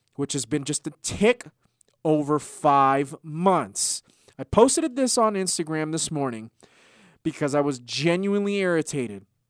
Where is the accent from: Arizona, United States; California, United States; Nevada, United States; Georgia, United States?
Arizona, United States; Tucson; we are from Tucson